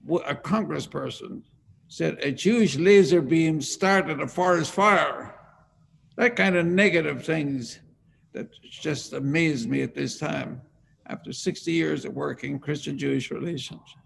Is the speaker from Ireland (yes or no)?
yes; Ireland; moved away as an adult; I was born in Ireland